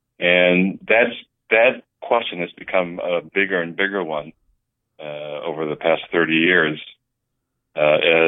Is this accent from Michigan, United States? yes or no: yes; Houghton, Michigan, United States; moved away as an adult; also born or lived in Columbus / Pittsburgh; I actually grew up not too far from Madison in Upper Michigan, a little town called Houghton